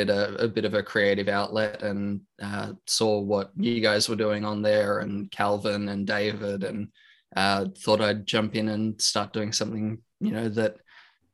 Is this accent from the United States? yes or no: no; Australia; I'm from Australia, like yourself, born and raised, 27 years old